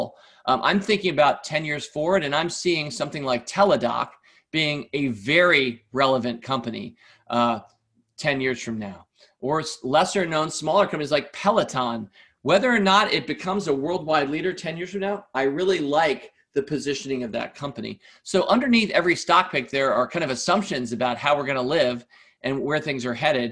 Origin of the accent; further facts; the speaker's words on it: United States; as an American